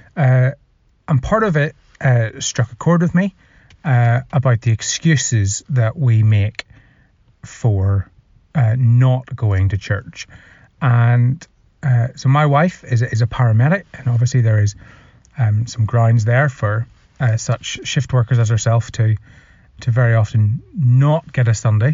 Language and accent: English; Northern Ireland, United Kingdom; now in England; I am from Northern Ireland, and I currently live in England.